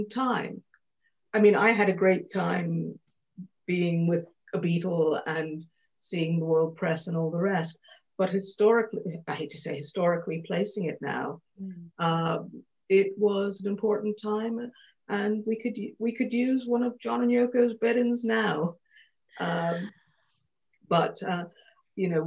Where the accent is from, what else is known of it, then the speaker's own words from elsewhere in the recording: Montreal, Quebec, Canada; moved away; when I was 16, I grew up in Montreal in Canada